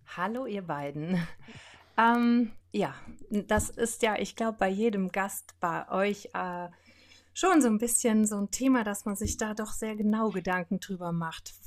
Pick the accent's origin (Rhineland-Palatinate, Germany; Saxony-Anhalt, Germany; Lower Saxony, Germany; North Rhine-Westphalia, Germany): Rhineland-Palatinate, Germany; Brohltal, near Lake Laach; also born or lived in Andernach; bin im Pohltal aufgewachsen. Das ist da am Dach Breslacher See